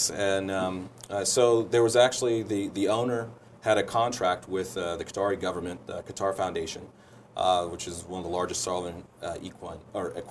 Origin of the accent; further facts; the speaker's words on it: Springfield, Illinois, United States; born there; also born or lived in a little bit everywhere; I grew up uh, a little bit everywhere. I was born in, in Illinois, um, in Springfield, Illinois.